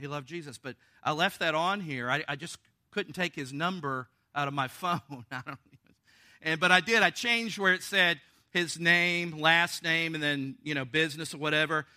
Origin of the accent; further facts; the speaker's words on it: the South, United States; I'm from the South.